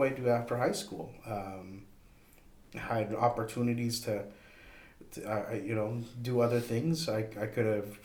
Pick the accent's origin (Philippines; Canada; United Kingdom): Canada; Toronto, Ontario; moved away as an adult; also born or lived in Edmonton; the school moved to Toronto, oddly enough, I left, even though that was technically coming to my hometown